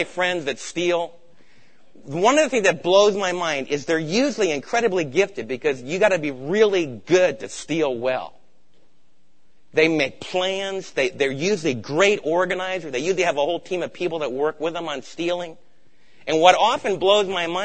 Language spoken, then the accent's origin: English; New York, United States; moved away; also born or lived in East Coast; I'm from New York